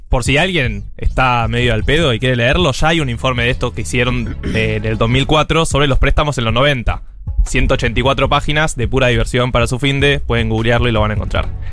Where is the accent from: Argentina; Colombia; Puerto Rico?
Argentina